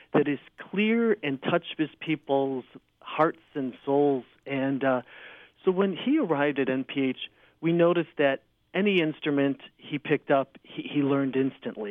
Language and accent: English; Chicago, Illinois, United States; also born or lived in Joliet; I was born and raised in Chicago, in the Church of Chicago